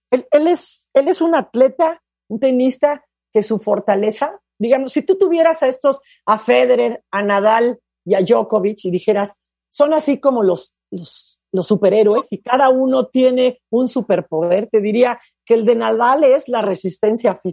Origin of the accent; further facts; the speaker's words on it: Puerto Rico; lo que yo estoy haciendo da a inspirar a muchos niños y sobre todo niñas en mi país